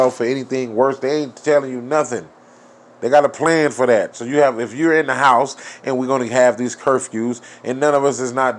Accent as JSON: {"language": "English", "country": "United States", "said": "we as a American people"}